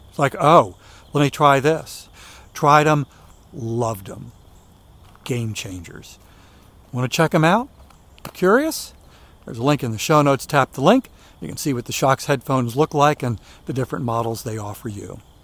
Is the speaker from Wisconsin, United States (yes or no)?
no; Maryland, United States; where I was growing up in Maryland